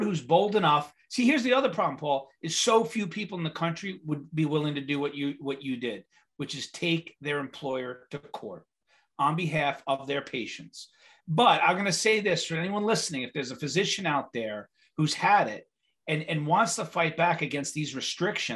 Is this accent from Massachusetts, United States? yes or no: no; New York, United States; I'm from New York